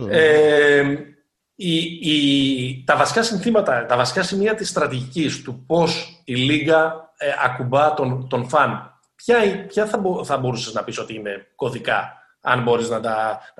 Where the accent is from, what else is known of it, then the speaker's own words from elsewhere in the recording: Thessaloniki, Central Macedonia, Greece; moved away; Είμαι από τη Θεσσαλονίκη.